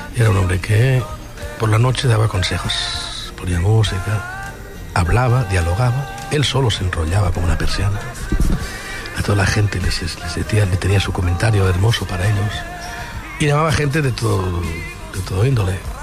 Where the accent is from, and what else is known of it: Catalonia, Spain